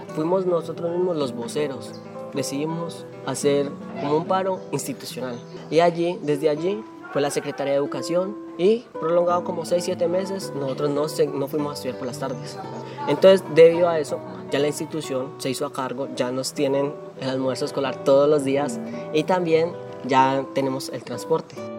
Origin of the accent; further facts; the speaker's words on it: municipality of Uca, Valle del Cauca, Colombia; soy del municipio de Uca